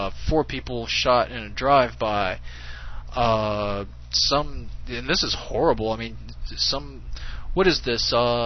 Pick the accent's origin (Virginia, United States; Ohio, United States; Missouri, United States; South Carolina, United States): South Carolina, United States; Hey, I'm from South Carolina. Yeah, I'm from South Carolina.